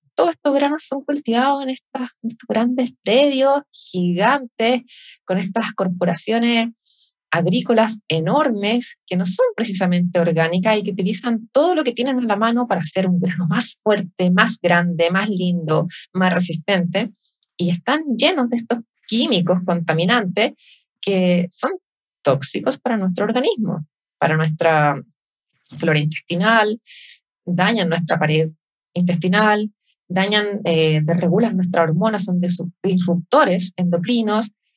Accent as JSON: {"language": "Spanish", "country": "Chile", "said": "acá somos los chilenos."}